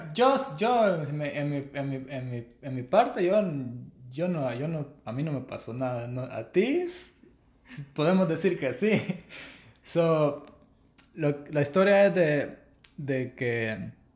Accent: El Salvador; soy de El Salvador.

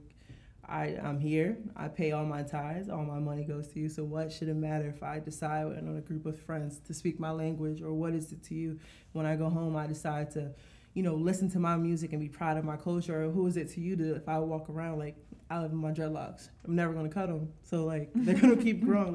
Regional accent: Virginia, United States; moved away; I'm from Virginia

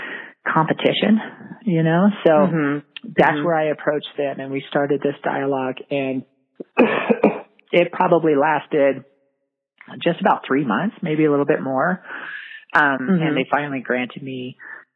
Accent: Colorado Springs, Colorado, United States; I was born and raised in Colorado Springs and, have never left.

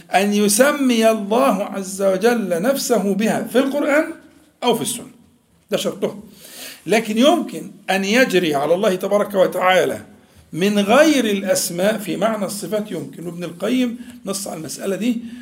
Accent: Egypt; احنا كمصريين يعني عندنا عبد المنعم ده اسمه مشهور جداً

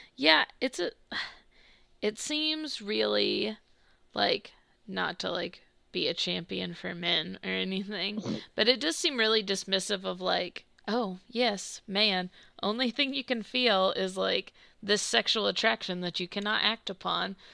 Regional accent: United States; I grew up like in the South slash the Midwest

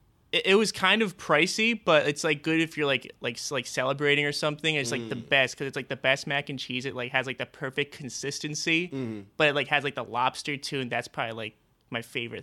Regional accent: Pequannock, New Jersey, United States; I'm from northern New Jersey.

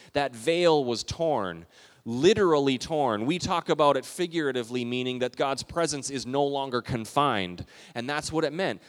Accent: Calgary, Alberta, Canada; moved away; We took a road trip a few years ago to Western Canada, where I grew up in Calgary, Alberta, close to Banff

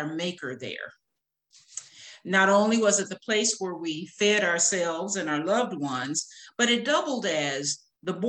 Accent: Jackson, Tennessee, United States; moved away as an adult; now in Vicksburg, United States; moved from Tennessee, which is my hometown, Jackson, Tennessee, to Vicksburg, Mississippi

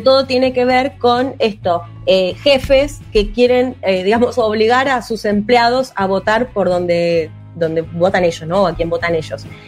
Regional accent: Argentina; soy periodista argentina

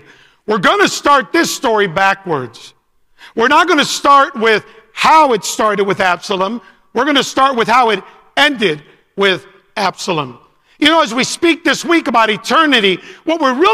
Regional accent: Chicago, Illinois, United States; I'm from Chicago.

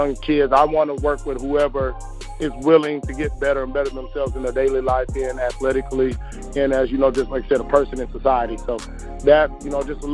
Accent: Mesquite, Texas, United States; also born or lived in Topeka, Kansas; I'm from Mesquite, Texas, originally born in Topeka, Kansas. Stayed there for about 2.5 years. After that, I moved out here

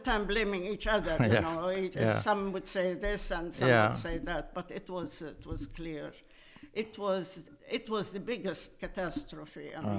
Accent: Jaffa, Palestine; born there; And I was born in Jaffa in 1933.

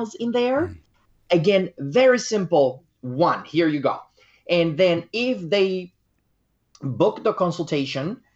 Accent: Dominican Republic; my home country, which is the Dominican Republic.

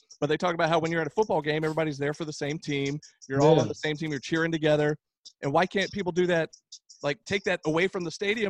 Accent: Tucker, Georgia, United States; I grew up in Tucker, Georgia.

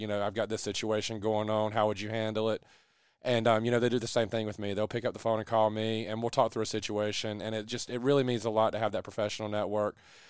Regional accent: Lexington, North Carolina, United States; moved away as an adult; also born or lived in Raleigh, North Carolina; now in Kinston, United States; I grew up in Lexington, and, you know, still a Lexington barbecue fan

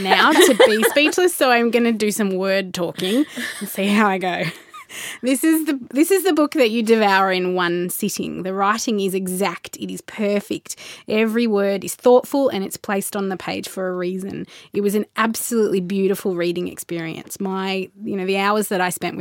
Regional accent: Melbourne, Victoria, Australia; growing up in Melbourne when I was in my 20s

